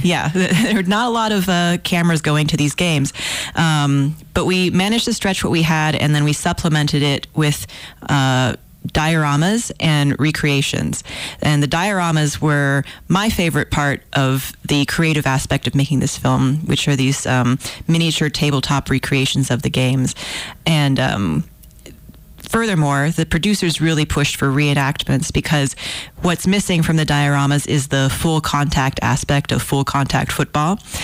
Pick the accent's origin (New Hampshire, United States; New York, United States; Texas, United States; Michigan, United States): Texas, United States; Houston; I'm from Houston and I grew up there